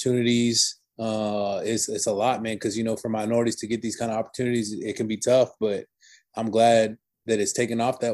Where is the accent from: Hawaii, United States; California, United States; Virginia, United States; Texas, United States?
Texas, United States; Houston; I moved back to Houston, where I'm from. And because, you know, I'm from Houston, I played at J. Frank Dobie High School